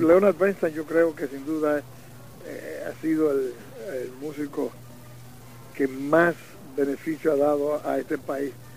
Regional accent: Dominican Republic; en mi país

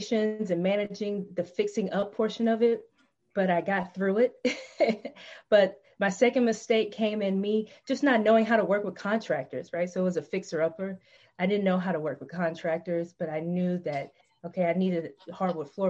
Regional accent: Tennessee, United States; I searched for homes in the town that I was living in Tennessee. That's my home state.

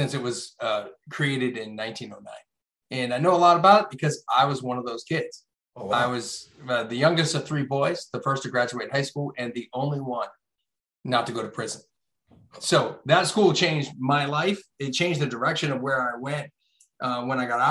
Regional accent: Hershey, Pennsylvania, United States; I grew up in Chocolate Town, USA, Hershey, Pennsylvania.

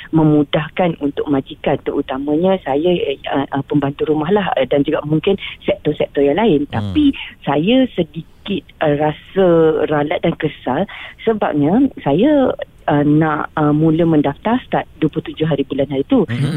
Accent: Malaysia; saya orang Malaysia

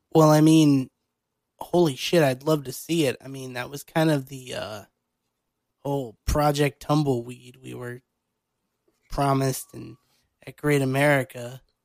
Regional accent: Illinois, United States; my home state of Illinois

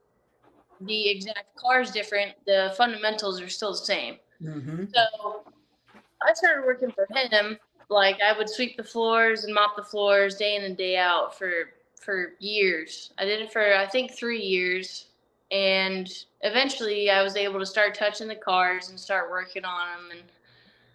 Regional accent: Flagstaff, Arizona, United States; I grew up in Flagstaff, Arizona, along old Route 66

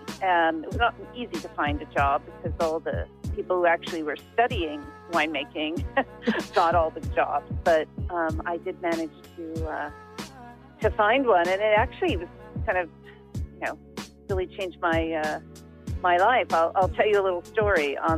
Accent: Napa Valley, California, United States; also born or lived in United Kingdom; now in Sonoma County, United States; the Napa Valley, which is where I was born and raised, and went to the same high school my parents went to and my grandparents went to.

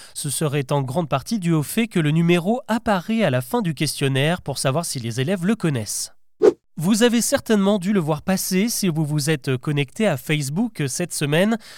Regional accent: France; Chez nous, en France

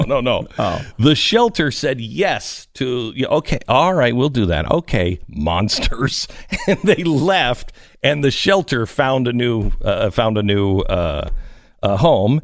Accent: Pacific Northwest, United States; ten years old and uh, growing up in the Pacific Northwest

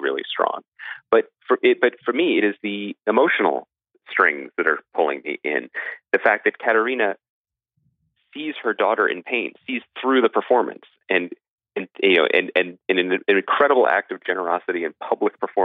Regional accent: United States; being an American audience

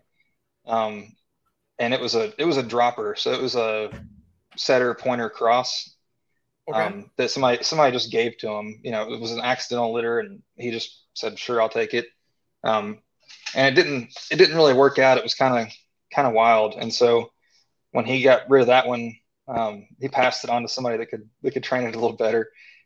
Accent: Tennessee, United States; I grew up in Tennessee

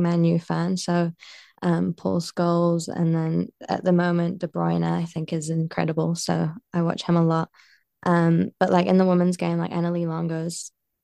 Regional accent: Bolton, North West England, United Kingdom; now in New Zealand; I was born in Bolton

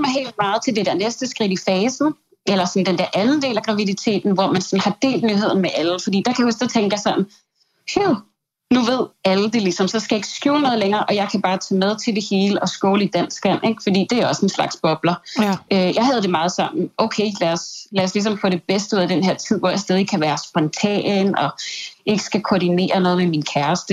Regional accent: Sweden; vi også har derhjemme i Sverige

